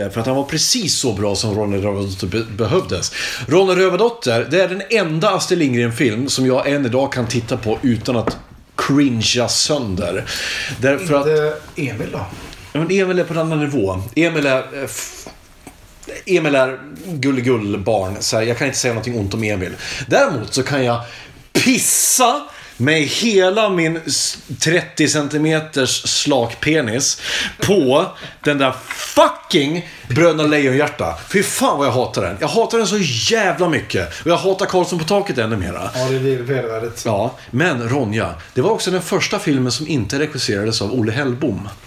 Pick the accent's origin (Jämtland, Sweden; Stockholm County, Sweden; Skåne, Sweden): Stockholm County, Sweden; Stockholm; Jag kommer från Stockholm, låter som en gammal bänkalkis.